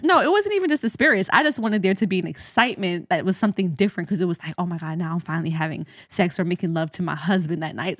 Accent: Jamaica; as a Jamaican, we say, "What do is done?"

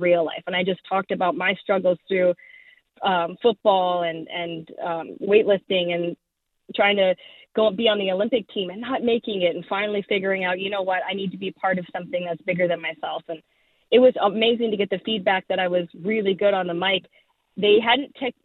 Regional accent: Saskatchewan, Canada; I'm from Saskatchewan

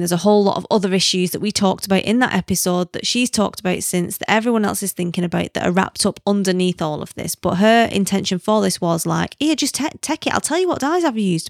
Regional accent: the north of England, United Kingdom; accent: northern; moved away; also born or lived in South Africa; I'm not a Londoner, you know that, because they can smell the northern on me

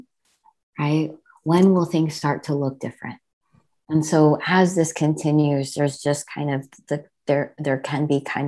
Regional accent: New Jersey, United States; I was born and brought up in New Jersey. And so I grew up in a kind of predominantly white suburb

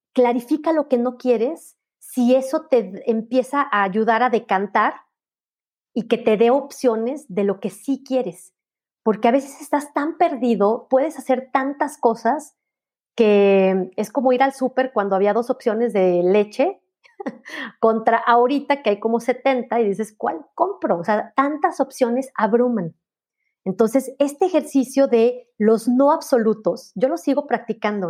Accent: León, Guanajuato, Mexico; mi ciudad natal, en León

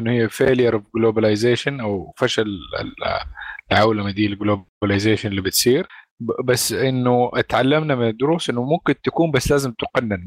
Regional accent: Saudi Arabia; عندنا في، في السعودية. يعني إحنا مالنا بلد زراعي، إحنا بلد صحراوي

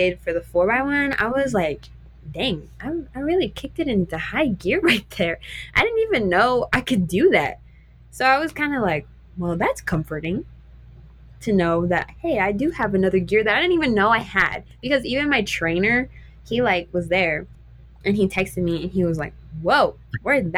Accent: New Mexico, United States; I grew up in New Mexico and I get to run against these girls in New Mexico

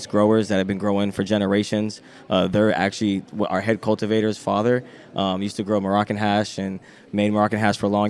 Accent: Maryland, United States; moved away as an adult; now in Santa Rosa, United States; I'm actually originally from Maryland

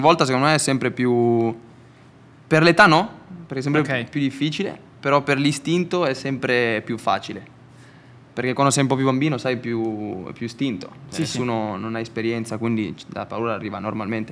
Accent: Garbagnate Milanese, Lombardy, Italy; sono di, di Garbagnate, a Milano.

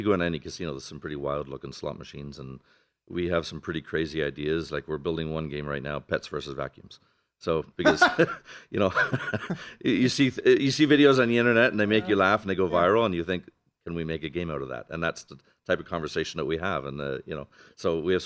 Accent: Canada; moved away as an adult; now in Las Vegas, United States; I'm from Canada originally

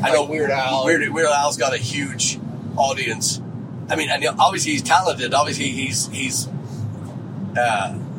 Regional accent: Dublin, Leinster, Ireland; now in Texas, United States; we heard all the rumors growing up in Dublin

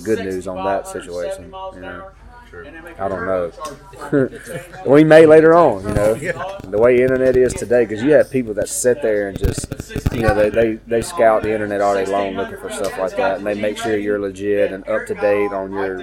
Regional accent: Mississippi, United States; We're from Mississippi. We're Southern boys

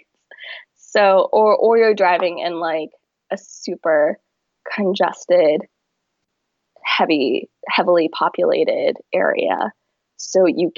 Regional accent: Hong Kong; now in United States; we grew up in Hong Kong, but we have a lot of family here in the U.S. and especially in New York

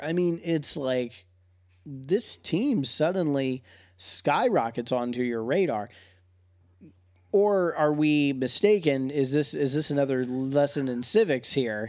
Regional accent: Wilmington, Delaware, United States; my hometown of Wilmington, Delaware

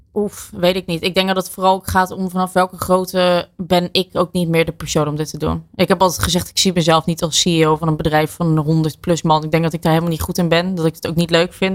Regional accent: Netherlands; ik blijf toch een Hollander

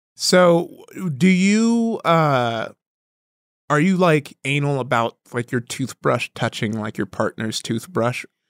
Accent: Compton, California, United States; also born or lived in Downey, California; I grew up in Compton

